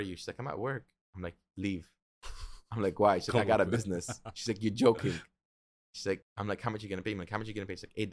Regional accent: United States; moved away as an adult; now in Dubai, United Arab Emirates; I'm an American citizen, even till today

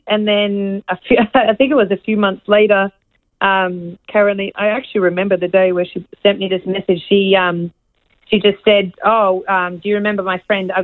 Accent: Australia; I grew up in Australia

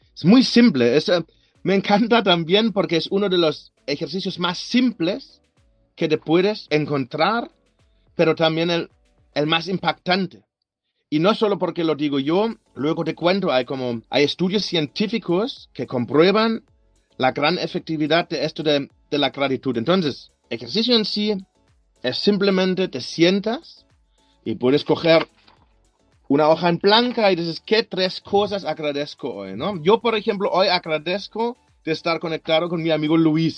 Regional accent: Germany; Spanish is a second language; moved away as an adult; now in Barcelona, Spain; De Alemania, de Alemania.

